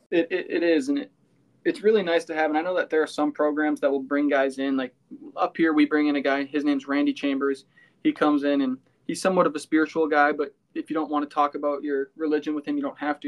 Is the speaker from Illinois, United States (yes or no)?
no; Cannon Falls, Minnesota, United States; my hometown